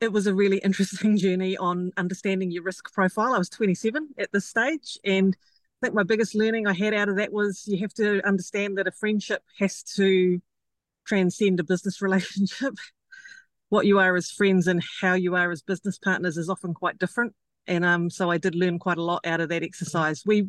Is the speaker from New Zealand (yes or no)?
yes; Auckland, New Zealand; I am an Aucklander